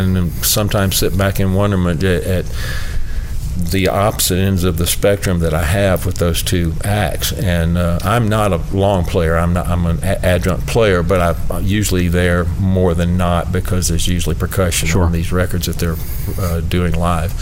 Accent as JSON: {"language": "English", "town": "Augusta", "region": "Georgia", "country": "United States", "tie": "born or raised there", "moved": "yes", "lives_now": "Nashville, United States", "said": "I was from Augusta, Georgia, so I grew up in Georgia"}